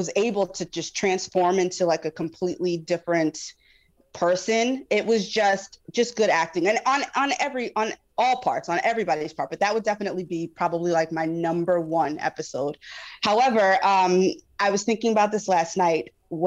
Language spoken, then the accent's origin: English; New York, United States; moved away as an adult; also born or lived in North Carolina; I'm from New York originally, but I was living in North Carolina for a few years. I recently had moved back